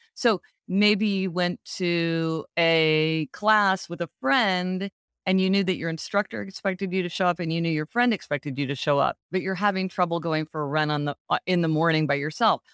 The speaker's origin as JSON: {"language": "English", "town": "Kansas City", "region": "Missouri", "country": "United States", "tie": "born or raised there", "moved": "yes", "said": "I go to Kansas City, which is my hometown, to see my parents for the holidays every year."}